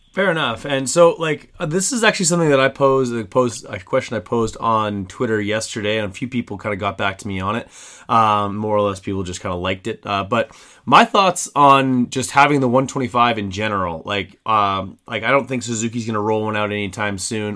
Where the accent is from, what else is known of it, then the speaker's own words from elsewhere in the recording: Canada; me as a Canadian